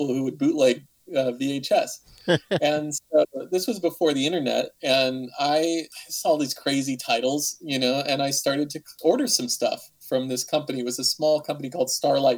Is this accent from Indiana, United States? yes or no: yes; Valparaiso, Indiana, United States; I grew up in Northwest Indiana, a small town called Valparaiso